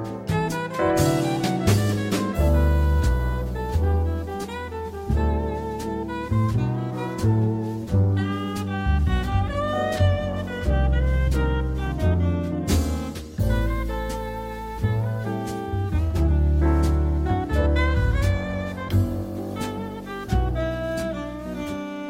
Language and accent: English; Kent, South East England, United Kingdom; moved away as an adult; now in Sidmouth, United Kingdom; brought me down to Sidmouth 42 years ago to this place I'd never heard of, Sidmouth, because I'm from the Far East, you know, from Kent